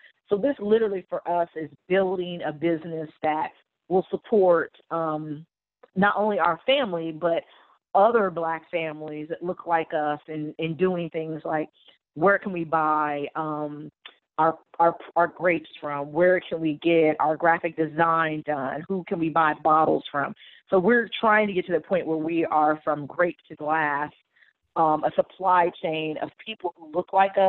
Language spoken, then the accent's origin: English; New Jersey, United States; Like I said, we go, I'm born and raised in New Jersey. So I go back to New Jersey and do events. My grandma's still there, aunts, uncles, cousins.